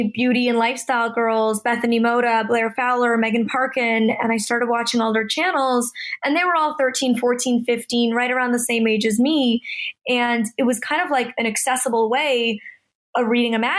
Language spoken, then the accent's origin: English; Toronto, Ontario, Canada; now in Los Angeles, United States